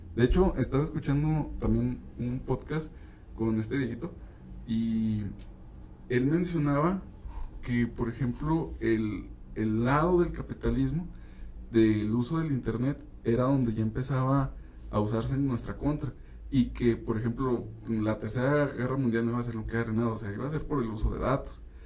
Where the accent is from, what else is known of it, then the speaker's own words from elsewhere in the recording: Durango, Mexico; nuestro mismo estado, aquí en Durango